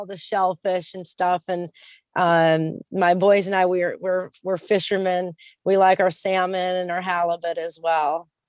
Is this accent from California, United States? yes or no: yes; San Diego, California, United States; also born or lived in Texas / Utah / Washington State / South Carolina; I'm originally from San Diego, California, but I'm a native rat. So I've lived all over the place. I've lived in Texas, Utah, Washington State, South Carolina, North Carolina, Tennessee, New York, Georgia.